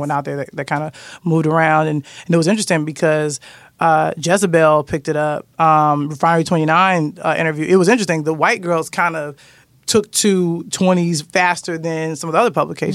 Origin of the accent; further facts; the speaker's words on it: Chicago, Illinois, United States; I'm from Chicago